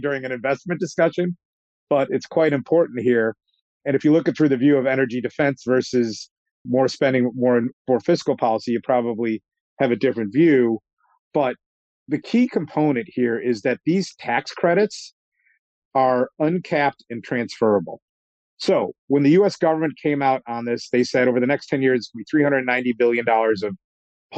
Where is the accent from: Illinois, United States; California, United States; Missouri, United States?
Illinois, United States; Chicago; moved away as an adult; now in Boston, United States; I'm a Chicagoan